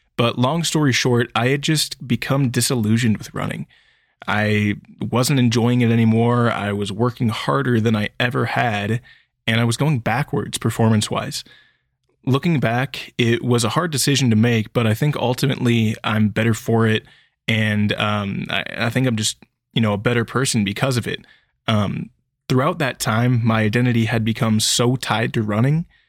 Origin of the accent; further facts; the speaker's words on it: Sacramento, California, United States; I grew up in a suburb that was just outside of Sacramento County